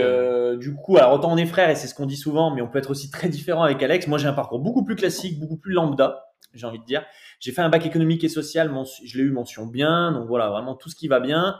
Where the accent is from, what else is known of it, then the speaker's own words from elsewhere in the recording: Saint-Chamond, Auvergne-Rhône-Alpes, France; also born or lived in Saint-Étienne; nous on vient de, de Saint-Etienne, donc voilà, plus belle ville de France